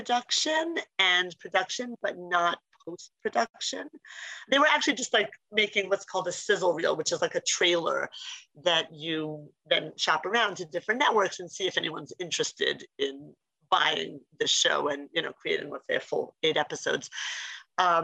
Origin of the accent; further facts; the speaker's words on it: Philadelphia, Pennsylvania, United States; growing up in Philly, we have Indian next door neighbors